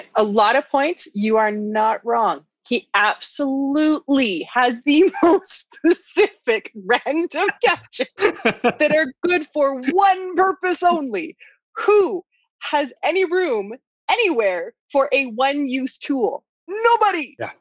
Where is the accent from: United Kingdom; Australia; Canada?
Canada; I'm Canadian